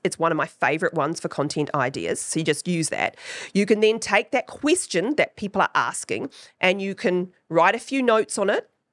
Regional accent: New Zealand; accent: Kiwi; my Kiwi accent

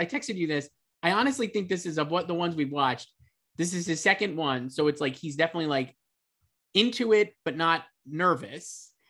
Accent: New York, United States; I come from New York. As a little kid, I lived in the projects, and you're the people I watched.

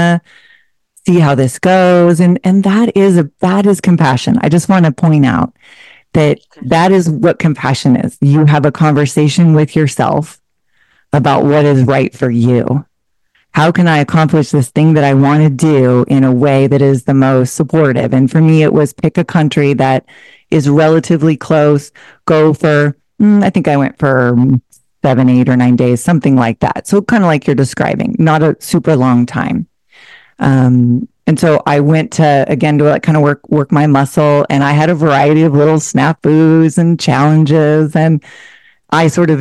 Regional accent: Portland, Oregon, United States; moved away as an adult; also born or lived in Seattle, Washington; I'm originally from a suburb of Portland, Oregon. I spent most of my adult life in the Seattle area after I went to school up there

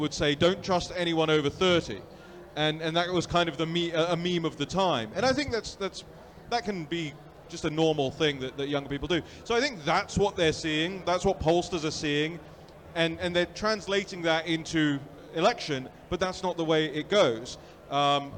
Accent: London, United Kingdom; moved away; I was born and raised in London.

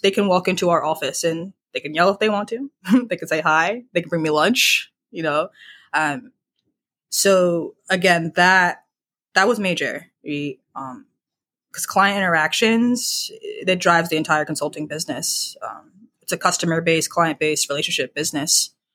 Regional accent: Charlottesville, Virginia, United States; also born or lived in Pittsburgh; I'm from the D N V area, so, Virginia

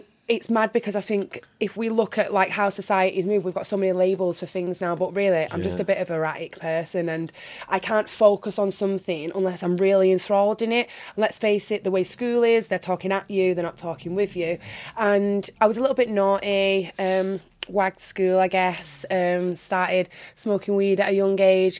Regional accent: North West England, United Kingdom; accent: northern; now in Birmingham, United Kingdom; But luckily, I've still kept my northern accent. I'm very, very happy about that, considering I live in Birmingham now.

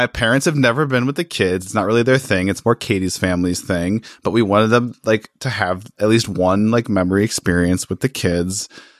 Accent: Chicago, Illinois, United States; now in Ohio, United States; I grew up in Chicago, which is like, hablo español bien, más o menos. Necesito más practicar. My Spanish has gone to shit since I moved to Ohio

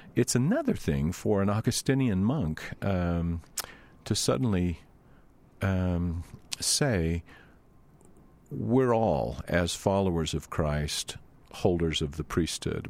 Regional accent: Louisiana, United States; moved away; I grew up in Louisiana.

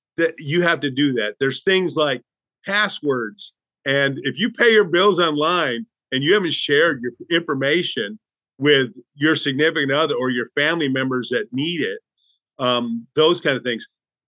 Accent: Southern United States, United States; depending where you're from, I'm from the Bible Belt.

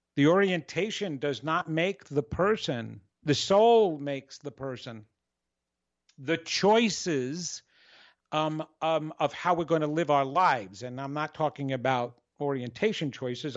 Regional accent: New York, United States; I'm Italian, I'm from New York, and I was a performer.

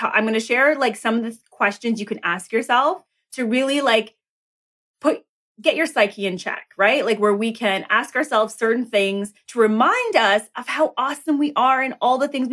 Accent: Toronto, Ontario, Canada; I hail from Toronto, Canada

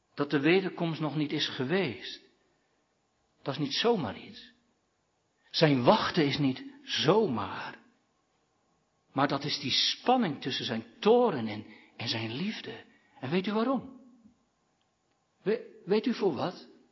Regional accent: Katwijk, South Holland, Netherlands; bij de oude kerk in Katwijk, dat is mijn geboortedorp

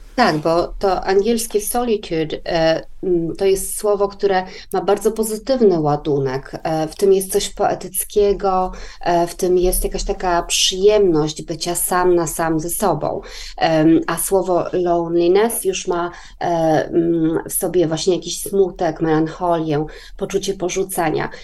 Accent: Poland; now in Sweden; Polska na przykład mojego dzieciństwa, czyli Polska lat 80. i 90.

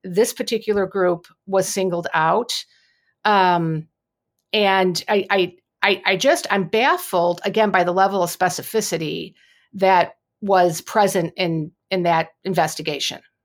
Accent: United States; as American Catholics

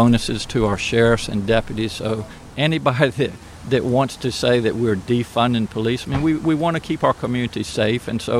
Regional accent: Eastern Shore of Virginia, United States; also born or lived in Norfolk, Virginia; I'm from the Eastern Shore of Virginia

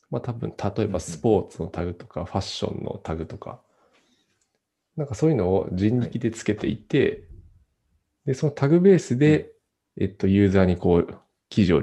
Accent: Nagano, Japan; 長野なんで、雪はそこそこ降るんで

